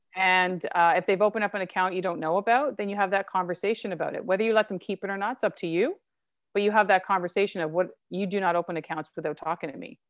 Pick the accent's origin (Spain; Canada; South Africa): Canada; I'm Canadian and I was born here.